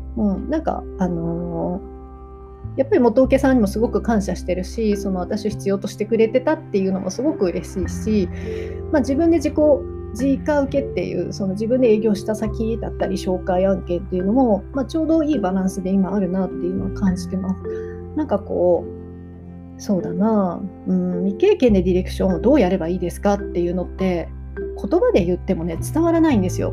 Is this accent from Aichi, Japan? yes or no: yes; Nagoya, Aichi, Japan; 私はやっぱり地元名古屋の、まあ、行けるお客さんのところを選んでいくようにしています